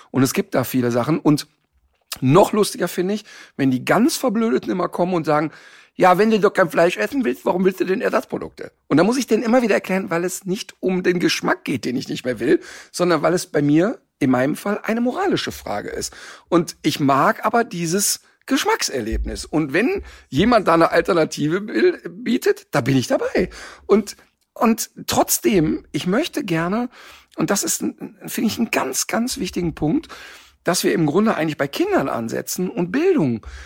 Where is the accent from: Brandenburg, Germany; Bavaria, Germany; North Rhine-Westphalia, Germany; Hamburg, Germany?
North Rhine-Westphalia, Germany; Ich komme aus dem Ruhrpott und da ist, ich bin quasi, die erste feste Nahrung war Currywurst.